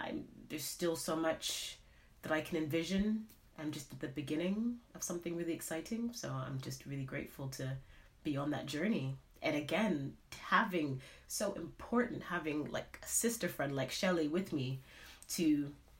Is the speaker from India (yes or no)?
no; Canada; moved away as an adult; now in United Kingdom; I'm from Canada originally, and I've been in the UK now for about 12 years